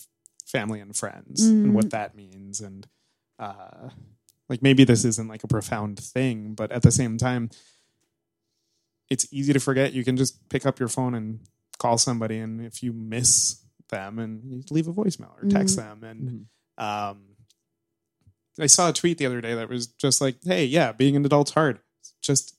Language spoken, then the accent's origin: English; New York, United States; I'm from New York